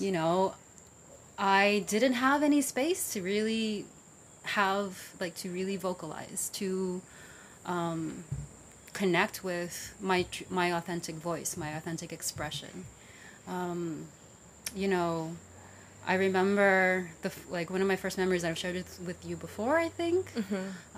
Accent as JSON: {"language": "English", "town": "New York City", "region": "New York", "country": "United States", "tie": "born or raised there", "also_born_or_lived": "Vietnam", "said": "I grew up in the Bronx."}